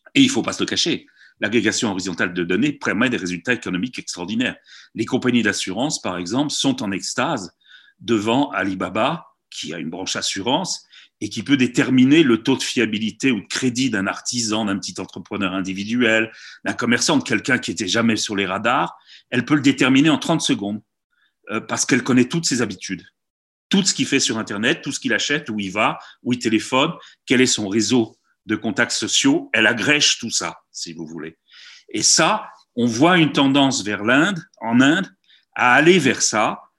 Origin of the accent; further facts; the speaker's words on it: France; nous sommes français